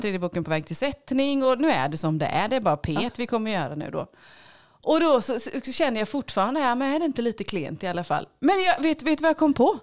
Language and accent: Swedish; Småland, Sweden; jag är författare ifrån Småland.